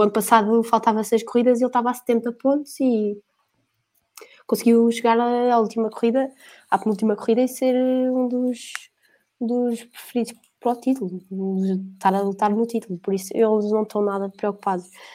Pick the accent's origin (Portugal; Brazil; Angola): Portugal; eu, como português